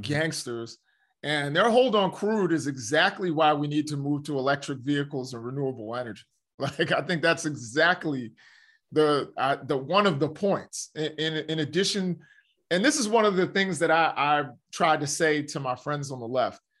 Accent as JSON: {"language": "English", "country": "United States", "said": "we as the American citizens and as the American people"}